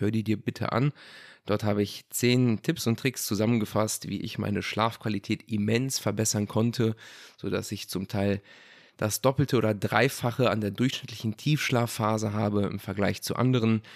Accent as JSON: {"language": "German", "country": "Germany", "said": "bei uns in Deutschland"}